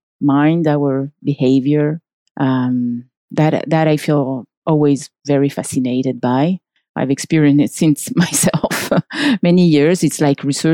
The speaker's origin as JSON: {"language": "English", "country": "France", "tie": "born or raised there", "also_born_or_lived": "Chile / Santiago", "second_language": "English", "moved": "as an adult", "lives_now": "Paris, France", "said": "I grew up in France until the age of 18"}